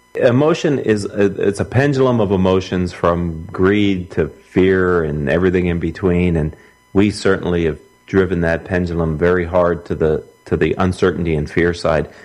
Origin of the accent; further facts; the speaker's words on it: Philadelphia, Pennsylvania, United States; Philadelphia, my hometown, my home state of Pennsylvania.